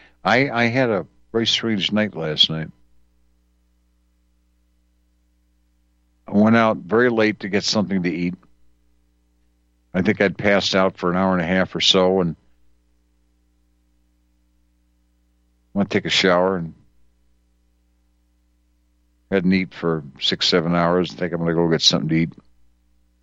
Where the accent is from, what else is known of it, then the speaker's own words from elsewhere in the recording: Wisconsin, United States; where I grew up in Wisconsin in the earlier years